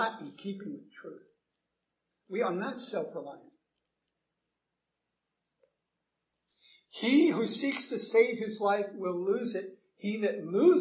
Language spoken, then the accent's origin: English; United States; I'm an American